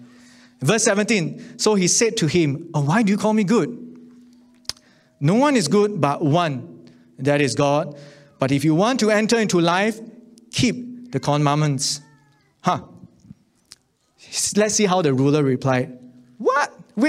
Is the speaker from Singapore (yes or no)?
yes; Singapore; But you know, growing up in Singapore, I just want to be a good person.